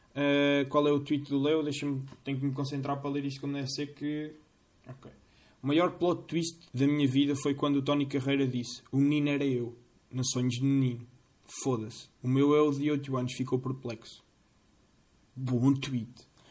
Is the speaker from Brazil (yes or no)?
no; Centro, Portugal; Eu sou das Fontinhas